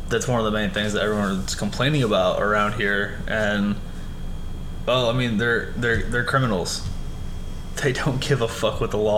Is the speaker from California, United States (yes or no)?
no; Michigan, United States; so I grew up in Michigan.